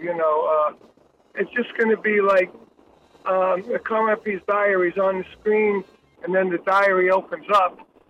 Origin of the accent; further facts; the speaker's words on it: New York, United States; I'm from New York.